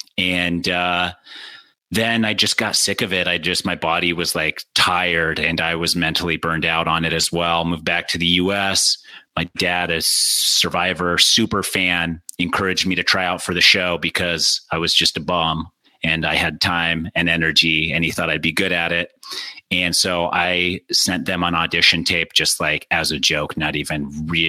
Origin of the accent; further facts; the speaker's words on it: Utah, United States; I grew up in Utah. Like the center of Mormon, grew up Mormon, born and raised